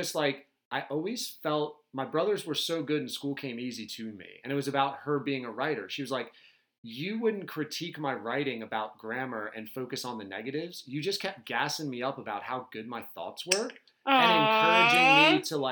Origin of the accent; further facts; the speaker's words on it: Sussex County, Delaware, United States; I'm from Delaware. It's what we do. We're basically like Canadian light down here. Sussex County.